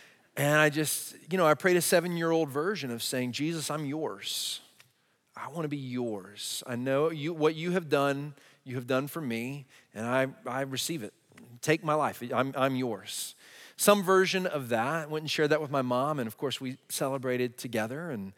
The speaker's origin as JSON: {"language": "English", "region": "New Jersey", "country": "United States", "tie": "born or raised there", "said": "I'd heard the gospel a lot growing up in Jersey."}